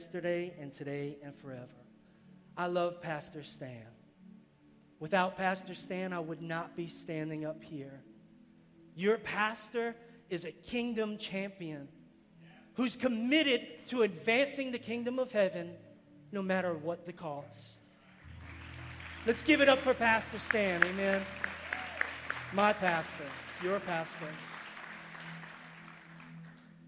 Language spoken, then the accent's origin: English; New York City, New York, United States; moved away as an adult; I'm from New York City.